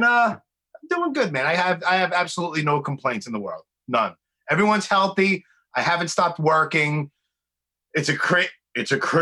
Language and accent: English; New York City, New York, United States; born and raised in the Northeast, born and raised in New York and Brooklyn